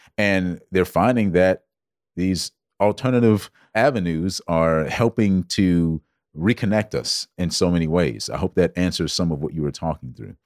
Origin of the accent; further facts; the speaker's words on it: Georgetown, South Carolina, United States; I grew up in South Carolina. Born and raised, of course, Georgetown, South Carolina, to be exact.